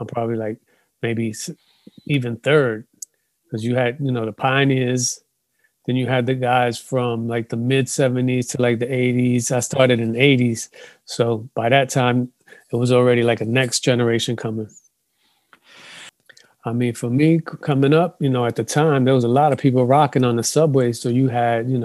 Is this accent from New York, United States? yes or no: yes; New York City, New York, United States; So I grew up in Bronx River Projects.